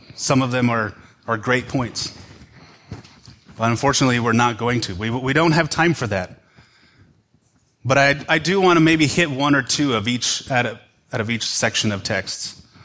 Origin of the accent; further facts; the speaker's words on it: United States; as American Western Christians